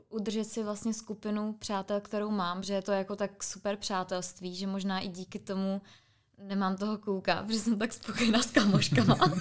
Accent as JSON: {"language": "Czech", "town": "Ústí nad Orlicí", "region": "Pardubice Region", "country": "Czechia", "moved": "yes", "lives_now": "Prague, Czech Republic", "said": "já jsem z Ústí nad Orlicí, což je u, Orlick, u Orlických hor"}